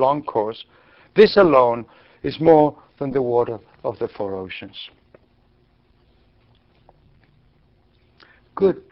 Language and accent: English; Argentina; moved away; I grew up in Argentina.